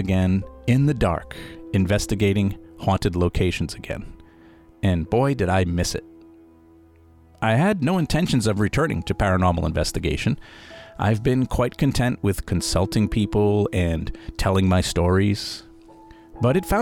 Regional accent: Rhode Island, United States; I loved growing up in Rhode Island

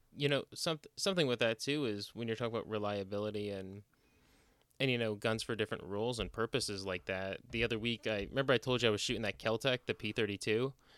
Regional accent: New Jersey, United States; moved away; growing up in, again, growing up in Jersey

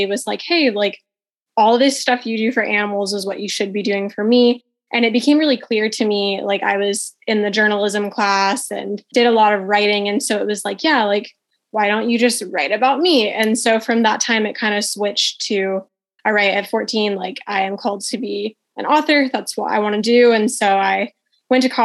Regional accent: Ohio, United States; I am from Ohio. So if you are a fan of cornfields across the street, that's where I am. But I love it. I have lived here my entire life.

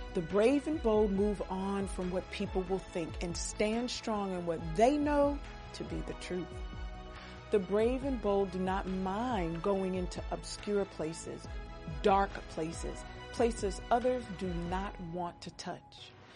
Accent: United States; For us as American women

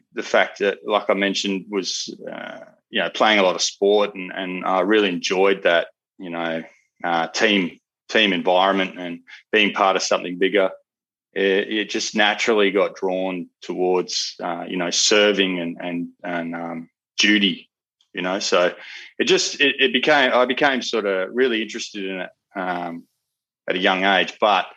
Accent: Perth, Western Australia, Australia; growing up in Perth

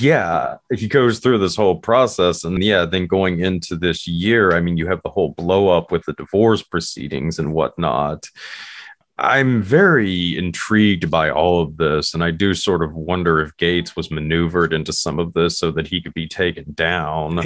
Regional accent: West Virginia, United States; my home state here in West Virginia

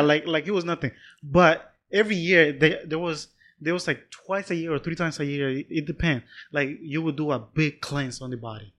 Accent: Panama; I'm from Panama, but I'm still from the city.

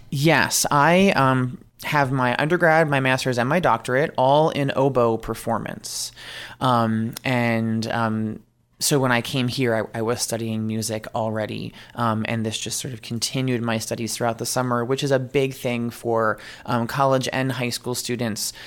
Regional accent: New York, United States; I am originally from New York

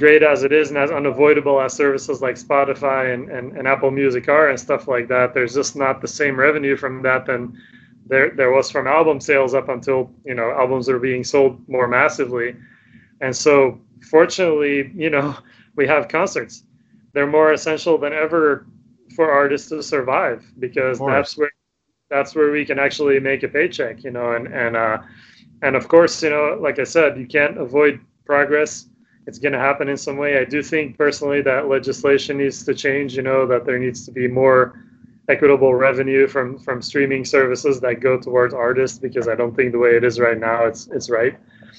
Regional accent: Sweden; English is a second language; so we're from Sweden.

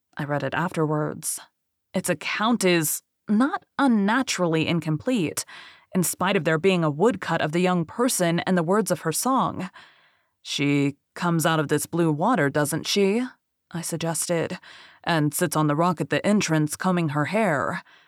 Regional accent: Bible Belt, the South, United States; I'm from the South, um, Bible Belt

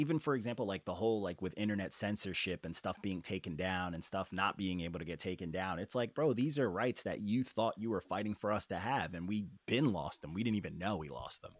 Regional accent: Elmont, New York, United States; also born or lived in Montreal, Canada / Queens, New York / Garden City, New York; I lived in Garden City for a little bit, and I was like, and this is me growing, I grew up in Elmont.

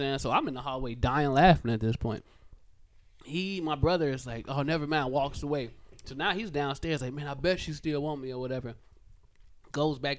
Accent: Harvey, Illinois, United States; I'm from Harvey.

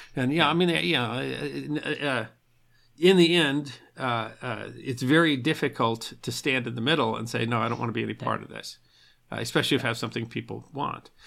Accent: United States; I'm an American, I'm a Yank

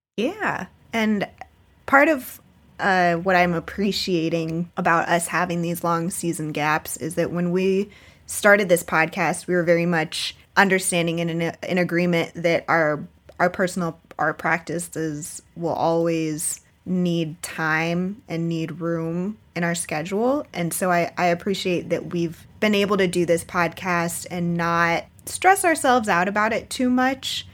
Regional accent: South Florida, United States; moved away; also born or lived in Baltimore; I grew up in South Florida, um, in a very kind of touristy, beachy area

